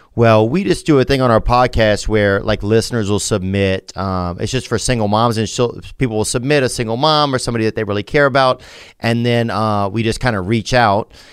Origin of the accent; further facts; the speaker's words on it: Louisiana, United States; also born or lived in Nashville; now in Los Angeles, United States; I'm from Louisiana, but I live right now in Los Angeles and Nashville.